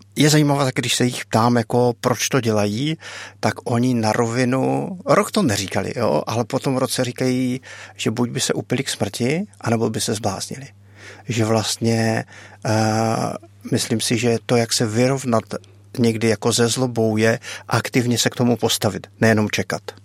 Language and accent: Czech; Czechia; jsem humanitární pracovník z Česka